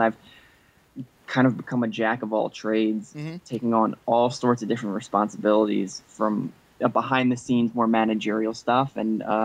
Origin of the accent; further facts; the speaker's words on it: New Jersey, United States; also born or lived in Los Angeles; I came back to New Jersey. I'm from Jersey